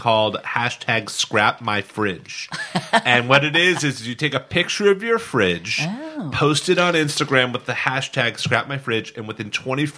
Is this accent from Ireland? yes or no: no; Seattle, Washington, United States; moved away; also born or lived in New York; reuniting with my hometown